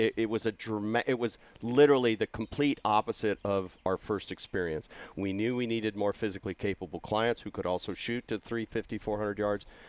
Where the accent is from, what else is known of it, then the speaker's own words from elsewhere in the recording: California, United States; a California farm boy